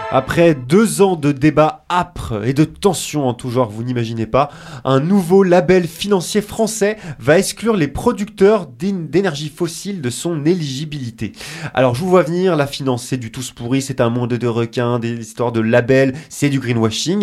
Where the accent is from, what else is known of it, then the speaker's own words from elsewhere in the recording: France; chez nous en France